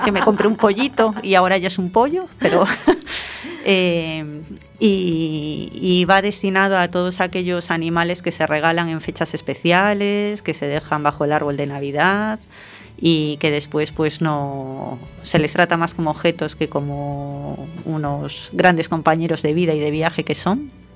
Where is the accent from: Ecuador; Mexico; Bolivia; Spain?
Spain; A Coruña, Galicia; me siento coruñesa por encima de todo